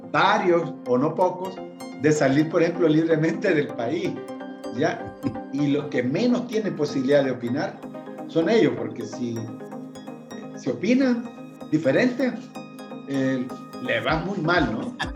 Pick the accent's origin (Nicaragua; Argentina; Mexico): Nicaragua; moved away; En diferentes momentos salimos de Nicaragua.